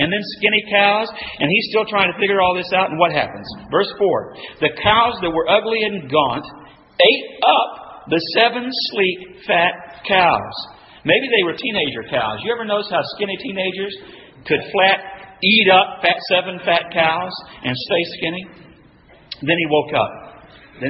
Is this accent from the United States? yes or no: yes; West Texas, United States; where I'm from West Texas, Bramer